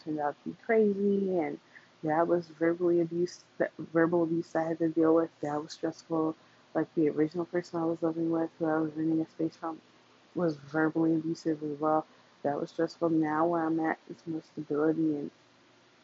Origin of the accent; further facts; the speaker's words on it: New York, United States; I am from New York and I grew up poor